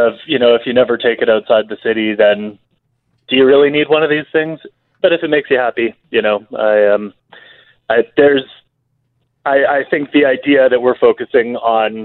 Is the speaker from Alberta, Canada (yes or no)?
yes; Alberta, Canada; growing up in Alberta